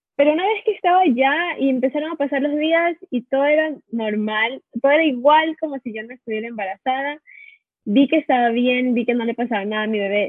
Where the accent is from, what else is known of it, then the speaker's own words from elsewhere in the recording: Ecuador; moved away as an adult; now in California, United States; Somos de Ecuador y vivimos muchos años en California.